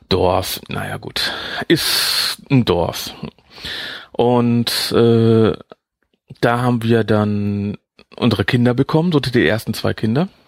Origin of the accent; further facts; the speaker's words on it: Netherlands; ja, ich bin sechs Jahre in Holland groß geworden, also deswegen.